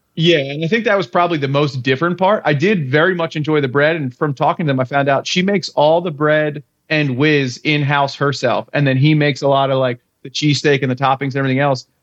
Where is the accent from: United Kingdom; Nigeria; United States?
United States; Philadelphia, Pennsylvania; they ask me where I'm from and I say Philly